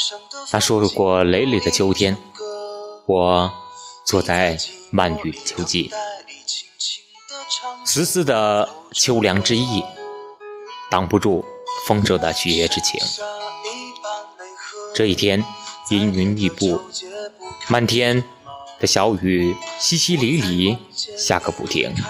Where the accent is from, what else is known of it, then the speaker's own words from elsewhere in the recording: Linfen, Shanxi, China; 嗨，大家好，这里是临汾，这是我的家乡。